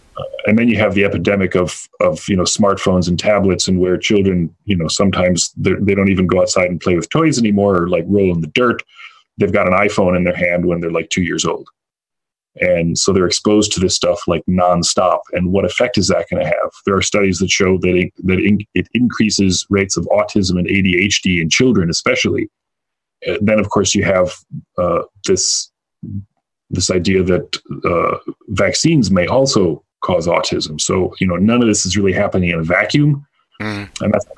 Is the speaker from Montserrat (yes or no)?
no; Illinois, United States; where I grew up near Chicago, quite a few years ago